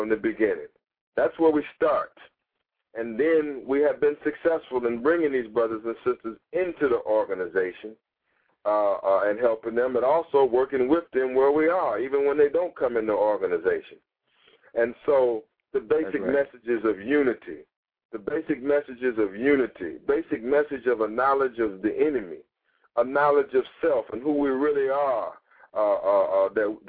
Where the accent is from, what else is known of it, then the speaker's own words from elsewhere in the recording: Los Angeles, California, United States; moved away; I'm from Los Angeles, California